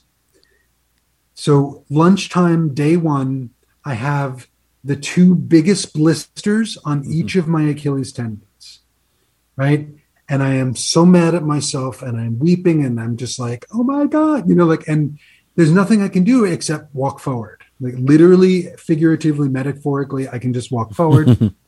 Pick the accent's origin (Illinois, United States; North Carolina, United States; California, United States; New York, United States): New York, United States; moved away as an adult; I'm from New York originally